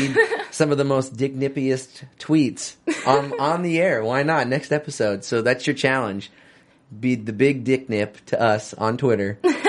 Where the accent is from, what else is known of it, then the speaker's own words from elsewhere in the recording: Seattle, Washington, United States; moved away as an adult; also born or lived in Oregon / California; I'm from Seattle, born and raised. And then we went to school in Oregon, down to California.